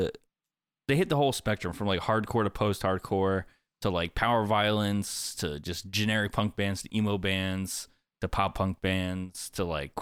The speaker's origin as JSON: {"language": "English", "region": "New York", "country": "United States", "said": "I'm from New York. I'd be a little asshole."}